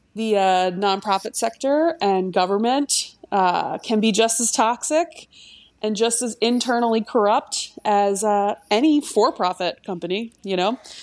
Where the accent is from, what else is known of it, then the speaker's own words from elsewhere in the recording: Delaware County, Pennsylvania, United States; now in France; I'm from Delaware County, Pennsylvania